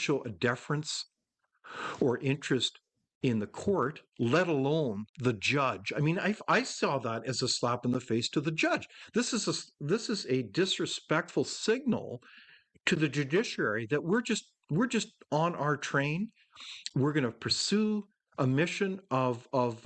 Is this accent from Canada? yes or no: yes; Canada; as a Canadian